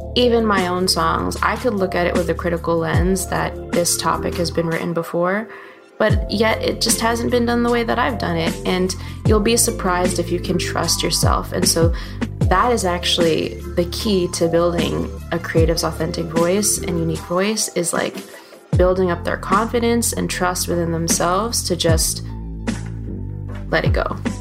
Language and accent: English; United States; growing up in the States, that culture and heritage